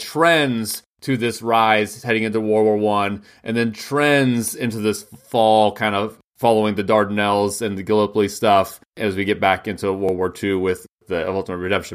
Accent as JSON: {"language": "English", "country": "United States", "said": "as an American"}